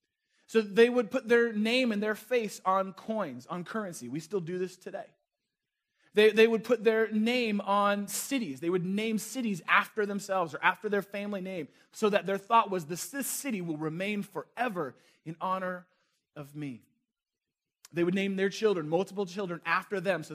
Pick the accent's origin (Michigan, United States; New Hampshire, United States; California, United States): California, United States; Northern; moved away; also born or lived in Chicago; I grew up in Northern California, just across the bridge from a city named San Francisco